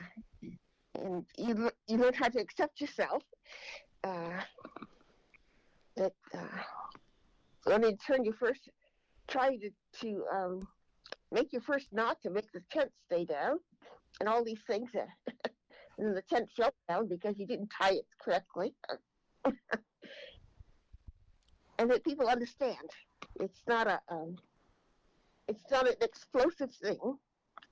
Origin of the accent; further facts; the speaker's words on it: Andover, Massachusetts, United States; I was born and raised in Andover, Massachusetts